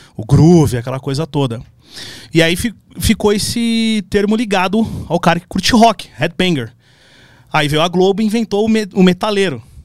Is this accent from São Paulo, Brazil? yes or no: yes; São Paulo, Brazil; Minha primeira bandinha era com os caras ali do, do, do, Cangaíba, que eu sou da, da, Zona Leste. E aí eu nasci na Penha